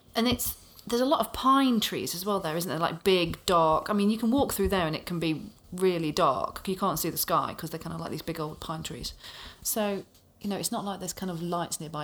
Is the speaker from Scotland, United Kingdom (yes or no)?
no; Burton upon Trent, West Midlands, United Kingdom; I grew up in Burton on Trent